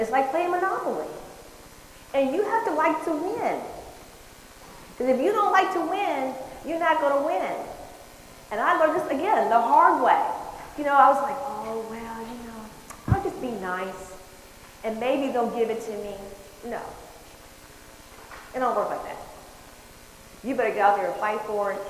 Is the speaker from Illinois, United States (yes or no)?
yes; Chicago, Illinois, United States; moved away; also born or lived in San Francisco Bay Area, California; I'm from Chicago